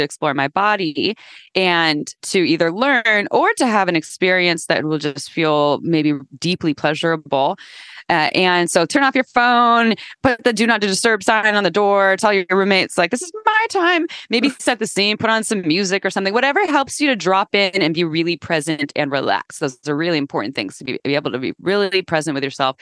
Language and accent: English; Santa Cruz, California, United States; I grew up in Santa Cruz, California